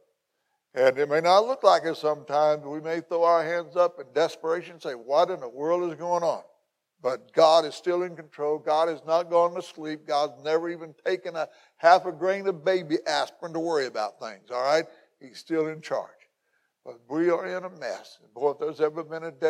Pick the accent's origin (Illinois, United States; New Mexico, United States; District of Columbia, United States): Illinois, United States; McLeansboro; also born or lived in North City, Illinois / Belle Rive, Illinois; this is my hometown. Where I was born and raised in McLeansboro